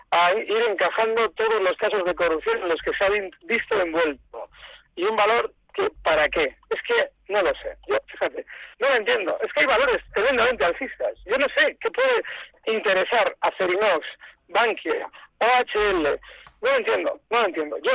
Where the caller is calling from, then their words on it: Vitoria, Basque Country, Spain; de Vitoria.